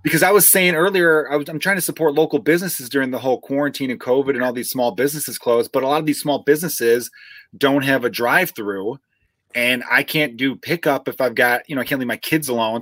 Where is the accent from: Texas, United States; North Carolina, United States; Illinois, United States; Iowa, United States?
Illinois, United States; Chicago; accent: Chicago; my chicago accent